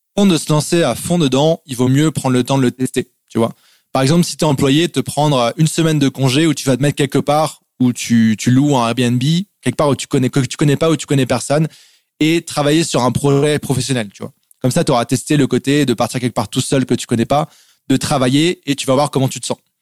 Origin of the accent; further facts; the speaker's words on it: France; moved away as an adult; also born or lived in Germany / England / Montreal, Canada; je suis né en Allemagne, je suis français, je suis né en Allemagne. Mes parents ont habité dans différents pays. j'ai habité aussi en Angleterre juste après l'Allemagne quand j'étais petit. Et je suis arrivé en France en fait à 4 ans